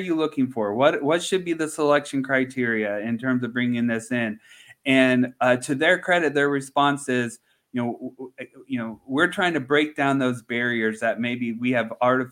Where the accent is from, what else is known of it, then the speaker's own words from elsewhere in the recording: Central Indiana, United States; moved away; also born or lived in Georgia; I'm born and raised in Central Indiana.